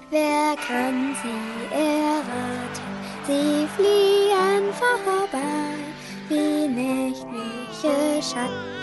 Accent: Germany; Wir sind ja Deutsche, wir schauen, wir schauen gut gelaunt und voller Zuversicht in die Zukunft.

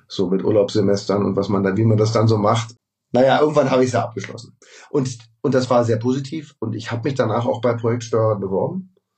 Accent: Berlin, Germany; moved away as an adult; also born or lived in Munich; ich bin in Tempelhof geboren und aufgewachsen

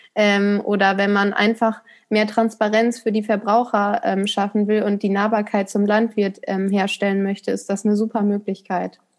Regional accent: Ruhr area, between Marl and Haltern am See, North Rhine-Westphalia, Germany; Und das Bauerndorf ist Kleinherne. Hier bin ich auch aufgewachsen

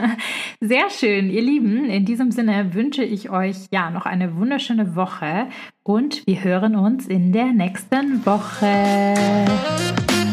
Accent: Stuttgart, Baden-Württemberg, Germany; sind so in Speckgürtel von Stuttgart, wo ich herkomme auch

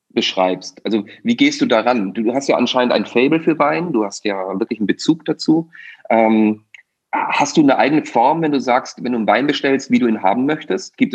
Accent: Austria; ich bin Ösi, ja, das heißt also, sprich, äh, ich bin auch äh, in einer Region durchaus groß geworden, wo es eben die Heurigen gibt.

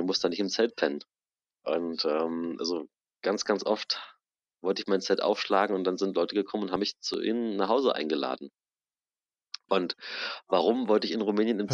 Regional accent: Germany; wir in Deutschland

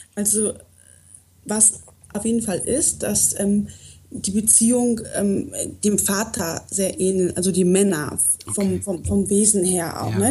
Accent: North Rhine-Westphalia, Germany; also born or lived in Poland / Bavaria; now in Munich, Germany; bin woanders auch geboren und ähm, bin in Nordrhein-Westfalen aufgewachsen

